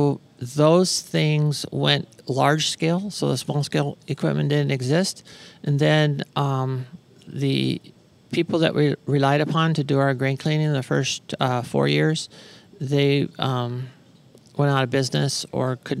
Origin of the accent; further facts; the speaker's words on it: Arizona, United States; from Arizona.